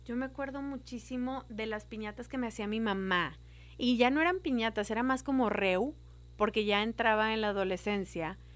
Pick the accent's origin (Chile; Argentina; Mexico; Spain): Mexico; Monterrey, Nuevo León; yo soy regia